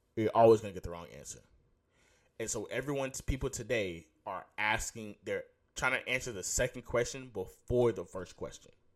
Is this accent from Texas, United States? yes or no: yes; Houston, Texas, United States; I'm from Houston.